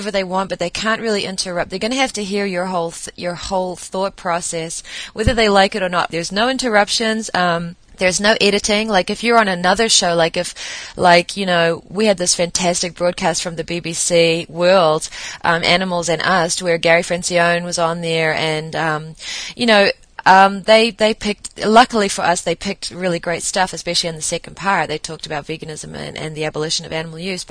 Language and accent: English; New Zealand; I'm from New Zealand